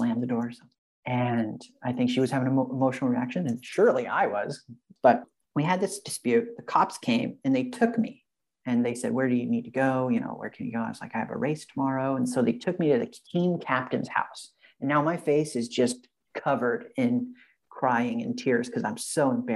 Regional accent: Franklin, Illinois, United States; moved away as an adult; also born or lived in Carbondale, Illinois / Shanghai; now in San Diego, United States; I grew up in Franklin, Illinois

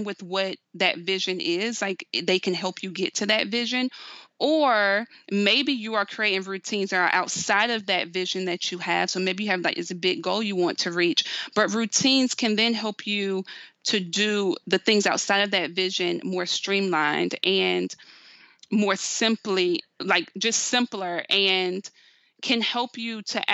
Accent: the South, United States; I'm from the South

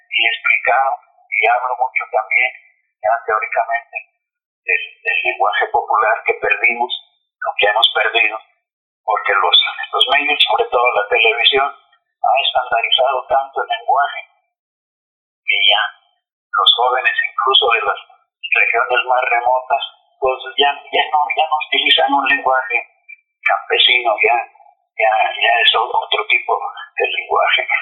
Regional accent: Sonora, Mexico; also born or lived in Guadalajara, Jalisco; yo nací en Guadalajara pero los nueve años me llevaron a, vivir mi madre, me llevó a vivir a, Sonora.

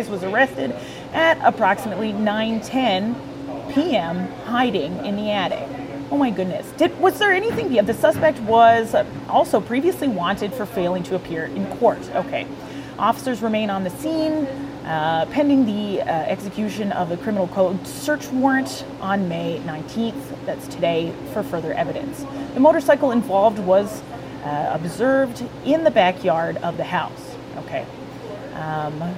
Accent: Welland, Ontario, Canada; As a native to the city of Welland, I was born in Welland. I was raised in Welland.

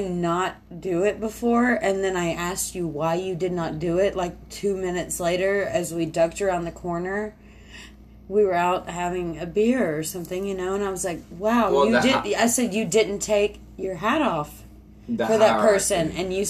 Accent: the South, United States; Hey, guess what? We're from the South.

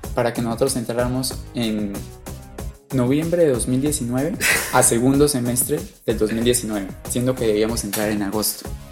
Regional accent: Sogamoso, Boyacá, Colombia; Yo soy de Sogamoso, Boyacá. Toda mi vida he vivido allá.

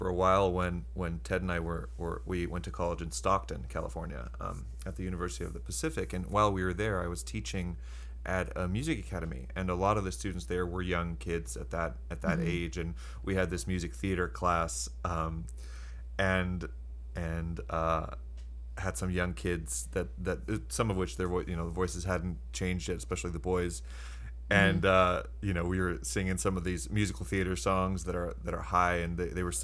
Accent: Iceland; moved away as an adult; now in United States; I grew up in Iceland. My mother's Icelandic, so I didn't move to the States till I was 21.

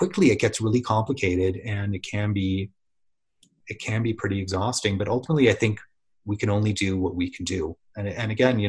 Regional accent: San Diego, California, United States; I grew up in San Diego.

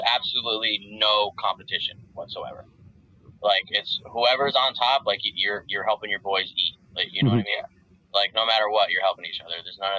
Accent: New Jersey, United States; now in Georgia, United States; we're just being from Jersey

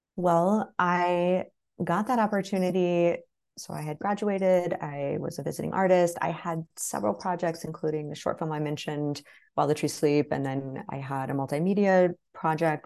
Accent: the Ozarks, Southern Missouri, United States; I grew up in Southern Missouri, deep Southern Missouri in the Ozarks.

